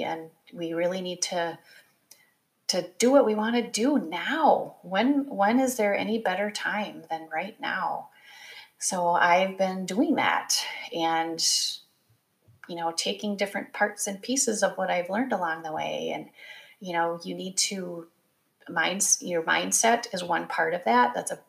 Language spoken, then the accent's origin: English; Midwest, United States; growing up in the Midwest as the oldest of four kids, you kind of do what you're told to do.